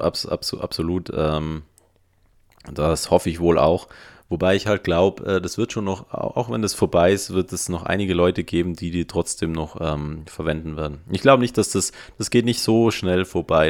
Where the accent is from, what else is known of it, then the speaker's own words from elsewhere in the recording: Innsbruck, Tyrol, Austria; bei uns in Innsbruck